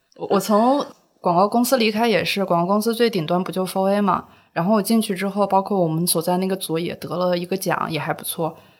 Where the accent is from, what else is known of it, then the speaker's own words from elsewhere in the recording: Shaanxi, China; moved away as an adult; also born or lived in Xi'an; now in Shanghai, China; 我是从陕西出来的